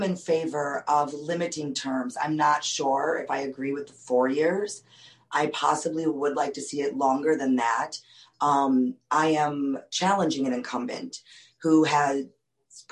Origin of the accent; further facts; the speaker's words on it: Madison, Wisconsin, United States; I am from Eastside Madison, where District 3 is located. I am living on streets that I grew up walking on as a child